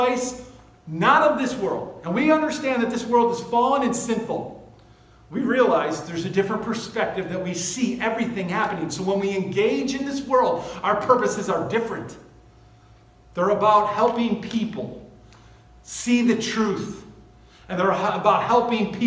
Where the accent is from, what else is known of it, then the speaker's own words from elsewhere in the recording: United States; I'm an American. I live in this country